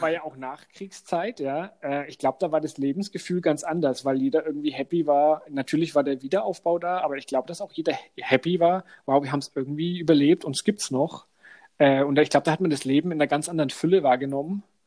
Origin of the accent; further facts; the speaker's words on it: Franconia, Bavaria, Germany; accent: Franconian; unsere fränkische Aussprache